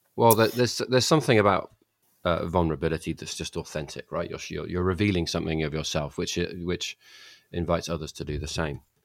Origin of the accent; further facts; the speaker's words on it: England, United Kingdom; I grew up touching stones that were put there ten thousand years ago and um, you know, uh, so uh, and that was a formative part of being a young kid growing up in England